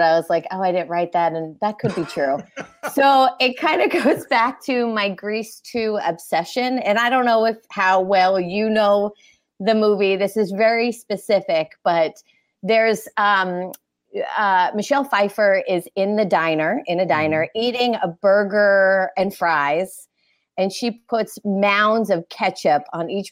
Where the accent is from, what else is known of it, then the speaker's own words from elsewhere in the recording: Fort Lauderdale, Florida, United States; also born or lived in Philadelphia, Pennsylvania; born in Philly, raised in Florida